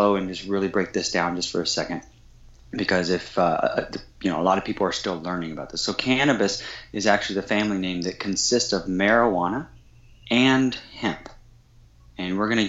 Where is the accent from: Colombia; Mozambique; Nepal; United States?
United States; Kansas; growing up in Kansas on a 40-acre farm in Kansas